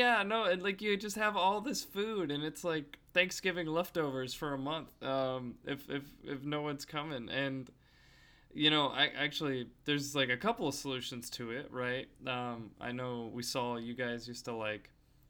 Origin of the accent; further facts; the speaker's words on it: Houston, Texas, United States; so growing up in Houston, like, we would always have, like, a big table for anyone who might come over.